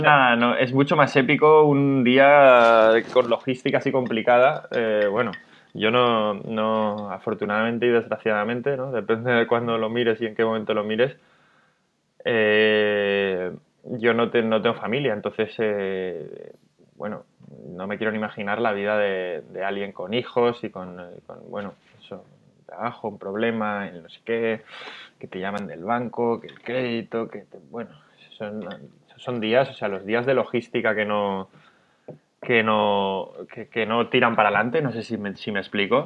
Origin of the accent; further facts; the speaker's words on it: Madrid, Community of Madrid, Spain; moved away as an adult; now in Barcelona, Spain; soy de Madrid, tengo 37